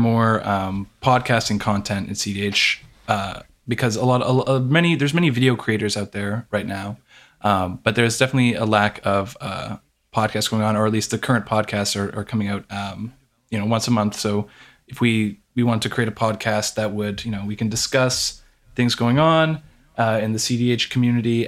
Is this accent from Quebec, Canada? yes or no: no; Toronto, Ontario, Canada; We're all generally from the Toronto area